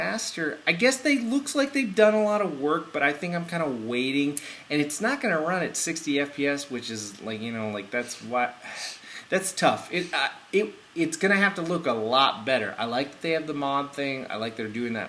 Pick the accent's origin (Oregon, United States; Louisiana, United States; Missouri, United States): Oregon, United States; Bend; we're from Bend.